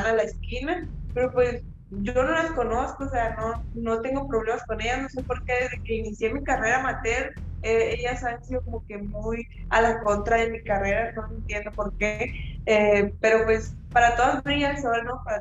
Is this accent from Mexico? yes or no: yes; Chihuahua, Mexico; somos chihuahuenses y, y somos peleadoras femeninas.